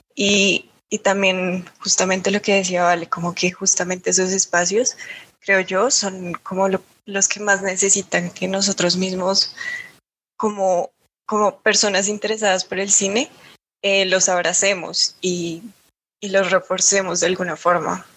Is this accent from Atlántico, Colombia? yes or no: no; Bogotá, Colombia; siendo rola, formándome en Bogotá como, em, pues sí, como tan capitalina